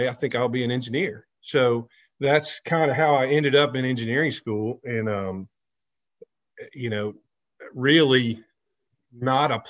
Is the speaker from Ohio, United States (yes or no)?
no; Center Point, Alabama, United States; I grew up over in Centerpoint, went to Hewitt Trustful High School here locally